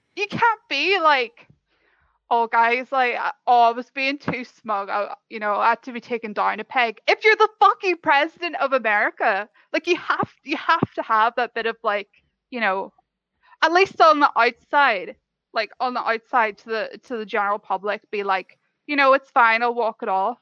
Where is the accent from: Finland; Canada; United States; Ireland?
Ireland; I'm from Ireland